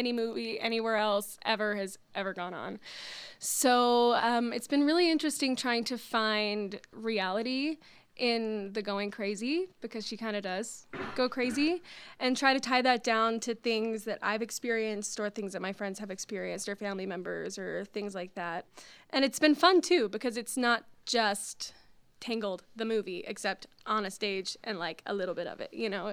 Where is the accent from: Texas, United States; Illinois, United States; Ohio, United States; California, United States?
Texas, United States; Frisco; I'm from Frisco, Texas, which is a suburb of Dallas.